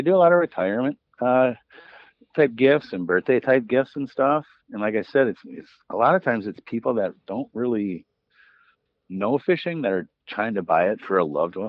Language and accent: English; Green Bay, Wisconsin, United States; I mean, I'm from Green Bay, so if they want purple and gold, it's going to cost them more.